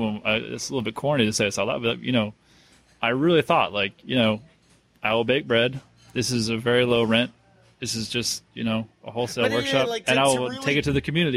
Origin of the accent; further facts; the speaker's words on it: Northeast, United States; I'm from the Northeast, so Duke basketball.